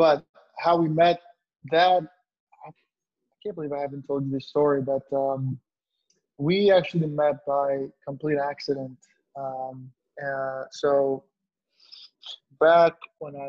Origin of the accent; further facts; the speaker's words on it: Northern Virginia, United States; I've lived in Northern Virginia my entire life